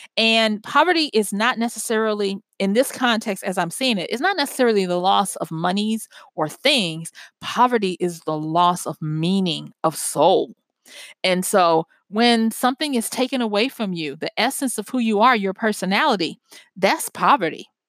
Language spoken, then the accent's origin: English; Louisiana, United States; moved away; I'm from Louisiana originally